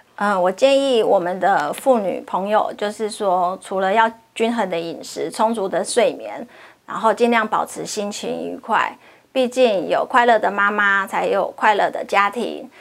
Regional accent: Hualien, Hualien County, Taiwan; 我本身是花莲人，所以我很高兴可以回到我的家乡，替我的乡亲们服务

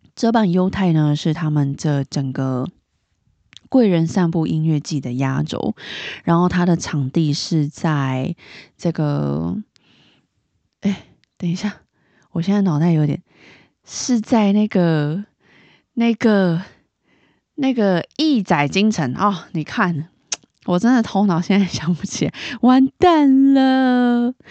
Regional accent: Taipei, Taiwan; 我是台北人嘛，我在台北吃到的意面

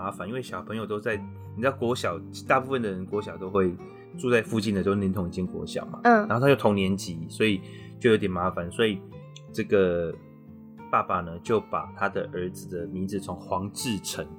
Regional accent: China; 对，那个是，其实我们中国人哈有一种习俗，叫做改运。

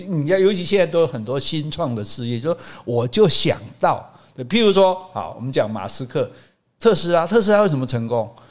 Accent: Taiwan; 我们这个语言已经不是在福建南部讲，嗯、是在台湾讲了

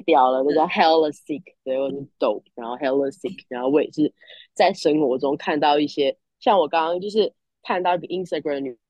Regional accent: Taiwan; Chinese is a second language; also born or lived in United States / Shanghai; now in Australia; 我在，呃，美国出生嘛，然后对。待了几年才回台湾

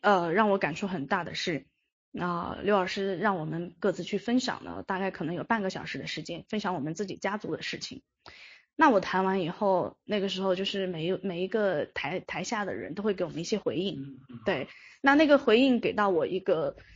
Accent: Yunnan, China; 我是云南人

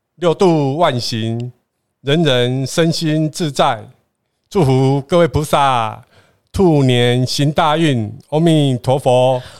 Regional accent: southern Taiwan, Taiwan; 我们是南部人啊

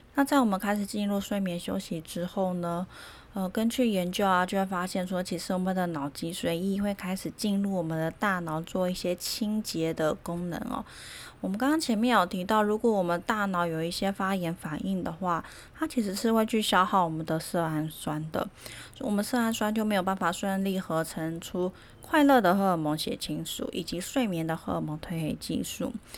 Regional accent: Taiwan; 我们台湾人

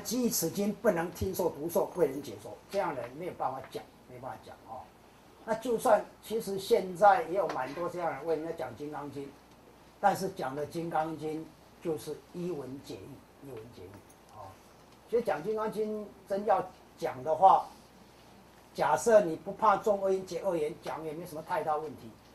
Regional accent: Kaohsiung, Taiwan; 高雄，高雄是我的故乡啊

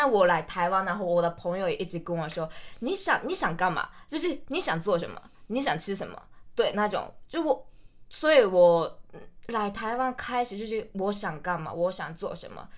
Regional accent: Hokkaido, Japan; Chinese is a second language; moved away as an adult; now in Taiwan; 我来自日本的北海道

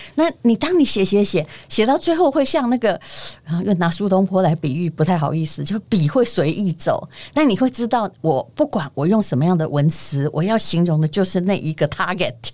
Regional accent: Yilan County, Taiwan; 我这个宜兰人

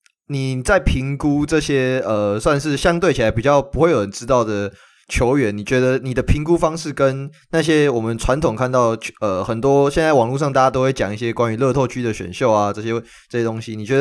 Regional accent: Taoyuan, Taiwan; 跟跟我算同乡啦，我也是桃园人。

